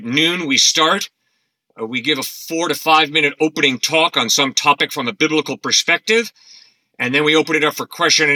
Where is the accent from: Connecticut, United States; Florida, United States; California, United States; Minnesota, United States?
Connecticut, United States; New Canaan; I grew up in New Canaan, and my wife and I built a log home on my parents' property 36 years ago